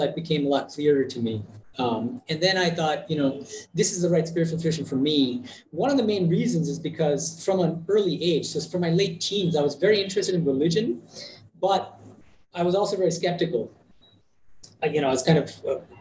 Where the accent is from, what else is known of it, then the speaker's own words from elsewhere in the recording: Boston, Massachusetts, United States; moved away as an adult; also born or lived in Berkeley, California / Oxford, United Kingdom / Berlin, Germany; now in India; I was born and raised in Boston in the U.S., and my parents are Bengali.